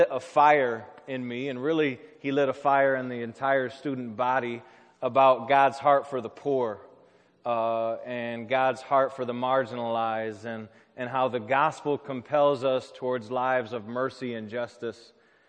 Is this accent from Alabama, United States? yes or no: no; southwest Michigan, United States; moved away as an adult; also born or lived in Chicago; I grew up in Michigan, in southwest Michigan, in kind of a small rural town. But I moved to the city of Chicago in the fall of 2001. And I moved there to study urban ministry at Moody Graduate School.